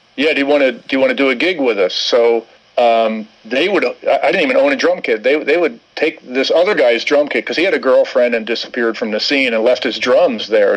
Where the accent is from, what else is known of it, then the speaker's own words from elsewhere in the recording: Camden, New Jersey, United States; I grew up in New Jersey, in Camden, New Jersey